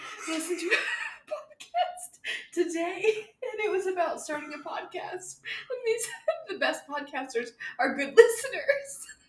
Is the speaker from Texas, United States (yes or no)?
yes; Texas, United States; moved away as an adult; now in California, United States; I'm from Texas, we both had very different lives on very different time frames and timelines in Texas. And I never planned to come to California.